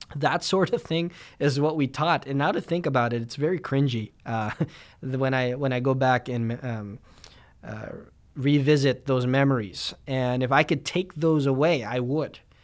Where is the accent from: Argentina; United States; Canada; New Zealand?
Canada; Winnipeg, Manitoba; I'm a Filipino guy from Winnipeg